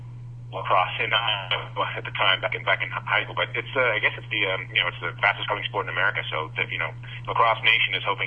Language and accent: English; Iowa, United States; Being that I'm from Iowa